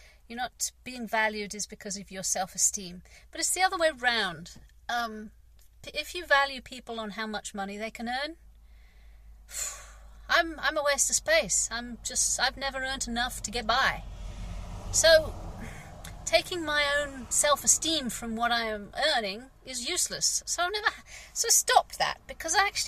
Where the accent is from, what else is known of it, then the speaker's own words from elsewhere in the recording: England, United Kingdom; I'm English. I'm British.